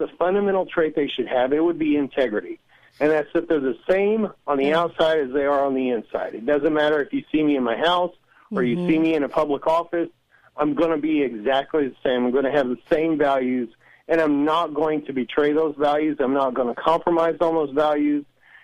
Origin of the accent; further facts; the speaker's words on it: Southern Illinois, United States; I'm from Southern Illinois